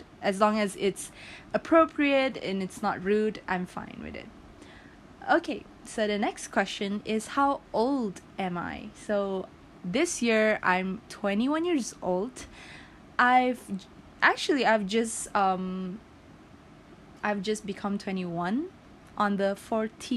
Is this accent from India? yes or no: no; Sipitang, Sabah, Malaysia; also born or lived in Tenom, Sabah, Malaysia; I am born and raised in Sipitang, and I have two hometown.